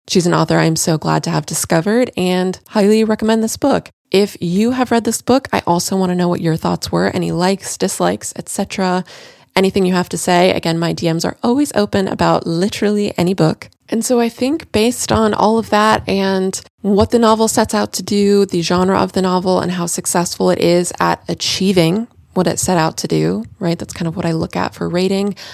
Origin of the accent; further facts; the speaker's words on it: Central Florida, United States; I'm more from Central Florida